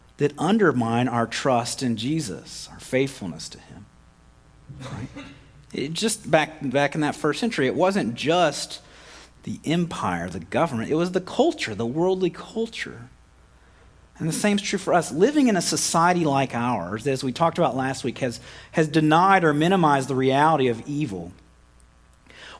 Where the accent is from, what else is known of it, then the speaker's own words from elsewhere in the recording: United States; we're American.